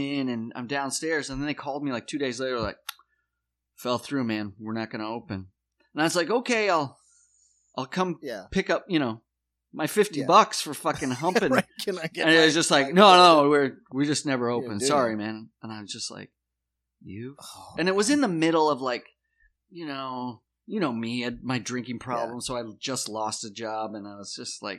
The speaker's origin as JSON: {"language": "English", "region": "South Dakota", "country": "United States", "also_born_or_lived": "New York", "moved": "as an adult", "said": "the old South Dakota Rube. I'm coming from Trailer Park"}